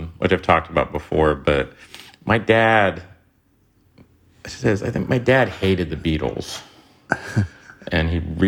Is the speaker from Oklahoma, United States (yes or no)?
yes; Tulsa, Oklahoma, United States; I'm from Tulsa, Oklahoma